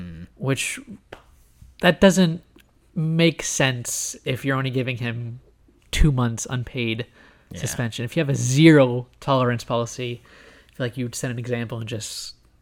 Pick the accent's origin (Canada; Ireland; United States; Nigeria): United States; Hawaii; also born or lived in Virginia; I was born in Virginia and but I lived in Hawaii for longer. I call Hawaii home.